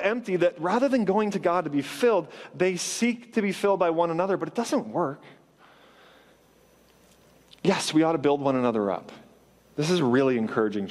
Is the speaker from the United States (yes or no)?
no; Canada; I grew up in Canada